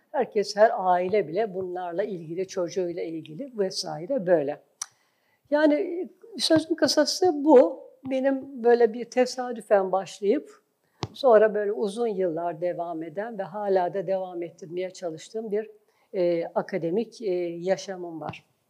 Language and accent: Turkish; Istanbul, Turkey; ben İstanbul doğumluyum. Yani ailemde de işte birkaç kuşak boyunca hep İstanbul'da orayı tanıdım. Ee, bütün eğitim hayatım İstanbul'da geçti.